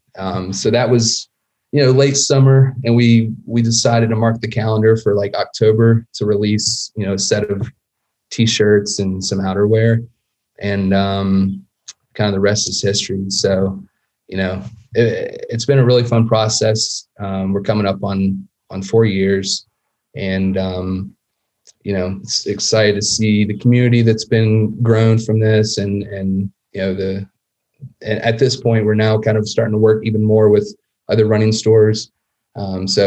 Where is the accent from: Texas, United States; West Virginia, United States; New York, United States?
West Virginia, United States; Huntington; I grew up just outside of Huntington, West Virginia